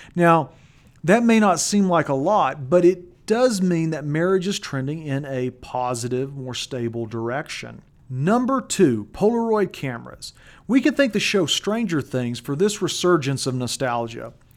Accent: Colorado, United States; In my home state of Colorado

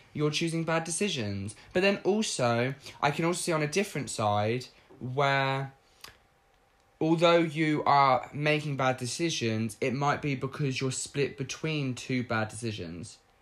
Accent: United Kingdom; growing up in Britain

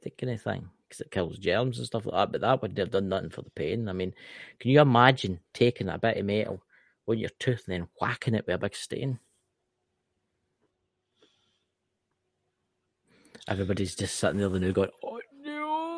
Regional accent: Scotland, United Kingdom; I'm Scottish

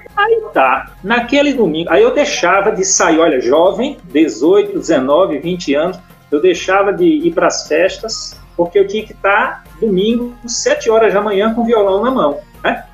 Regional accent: Recife, Pernambuco, Brazil; moved away as an adult; also born or lived in Baía da Traição, Paraíba; now in Brasília, Brazil; fui pro Recife, criança, cheguei lá, acho que com 6 anos de idade, e com 18 anos, aí fiz o ensino médio, e com 18 anos eu migrei para Brasília

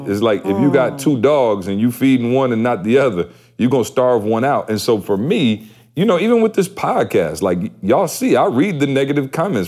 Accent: Lansing, Michigan, United States; I'm from Lansing, so I know everybody in Lansing.

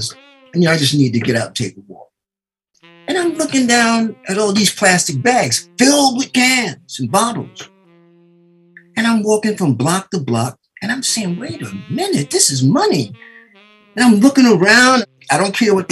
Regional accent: New York City, New York, United States; I was born in New York City. I lived on a 118th Street between Lenox and Fifth at that time

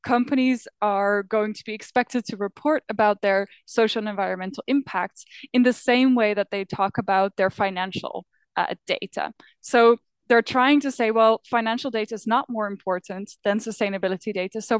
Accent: Netherlands; now in Berlin, Germany; I am from the Netherlands

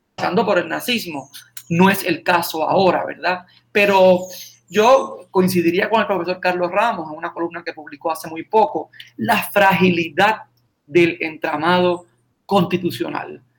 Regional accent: San Sebastián, Puerto Rico; now in Aguadilla, Puerto Rico; mi pueblo, San Sebastián. Yo, estoy en Aguadilla, pero mi oficina legal está en San Sebastián

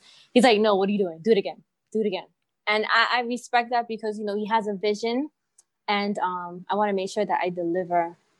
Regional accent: U.S. Virgin Islands; now in St. Croix, U.S. Virgin Islands; I live with him, he's my roommate over here in St. Croix, because I'm originally from St. Thomas.

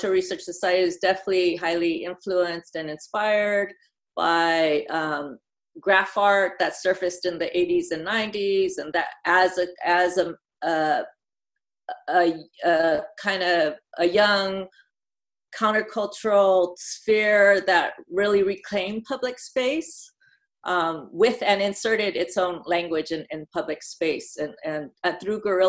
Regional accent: Los Angeles, California, United States; I grew up in Northeast LA. My family roots go here back in LA, like several generations.

